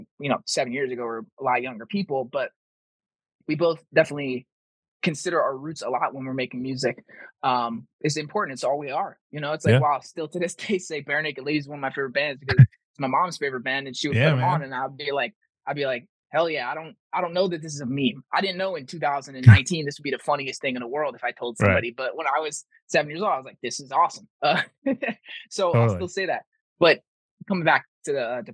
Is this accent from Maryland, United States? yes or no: yes; Prince George's County, Maryland, United States; we're both DMV kids, Prince George's County, Maryland